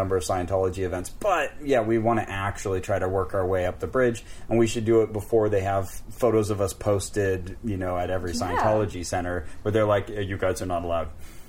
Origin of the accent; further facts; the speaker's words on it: Santa Cruz, California, United States; My hometown, Santa Cruz, California.